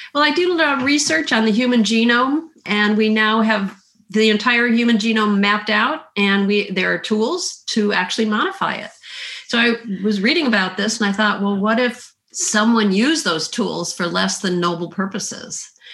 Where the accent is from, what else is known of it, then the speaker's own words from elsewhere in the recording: Midwest, United States; also born or lived in Illinois / Minnesota / the South; now in Southern United States; I grew up in the Midwest, um, partly in Illinois near Chicago and partly in Minnesota. I've lived in the South though for the, the vast majority of my life